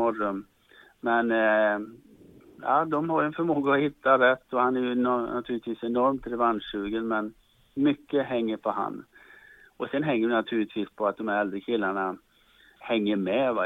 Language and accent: Swedish; Charlottenberg, Värmland, Sweden; also born or lived in Sunne / Karlskoga; now in Stockholm, Sweden; så kommer jag från Charlottenberg ska ni veta och det är inte världens största